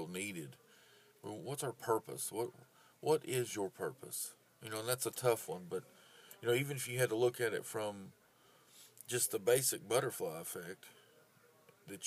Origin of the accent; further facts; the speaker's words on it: United States; I am an American